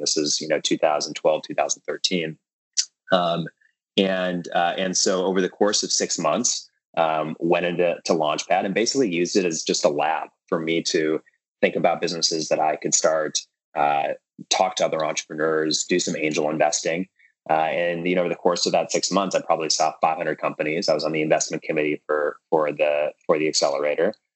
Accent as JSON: {"language": "English", "town": "Minneapolis", "region": "Minnesota", "country": "United States", "tie": "born or raised there", "said": "I grew up in Minneapolis Minnesota"}